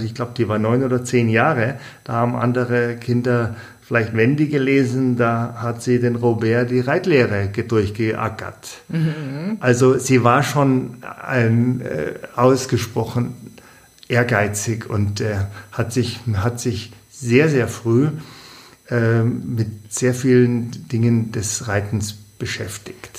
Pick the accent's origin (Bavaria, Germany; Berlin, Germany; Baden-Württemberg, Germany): Bavaria, Germany; bei uns in Bayern